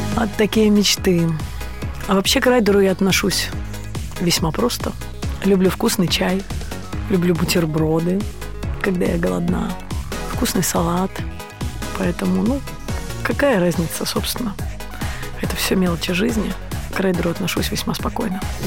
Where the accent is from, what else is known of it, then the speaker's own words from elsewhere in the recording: Mogilev Region, Belarus; moved away as an adult; now in Saint Petersburg, Russia; Я родом из Белоруссии, а жизнь меня привела в Петербург